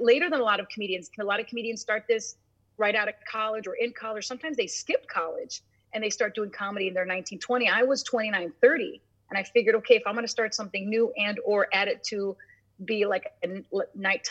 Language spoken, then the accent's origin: English; Chicago, Illinois, United States; I grew up in Chicago